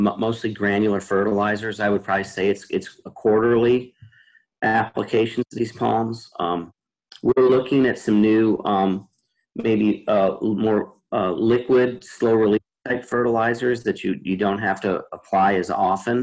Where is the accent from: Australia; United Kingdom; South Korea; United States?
United States; Midwest; moved away; originally I was from the Midwest too